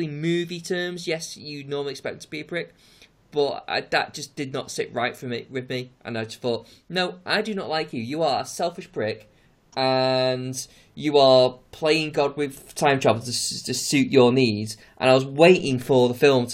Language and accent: English; England, United Kingdom; accent: English; hear yourself with your English accent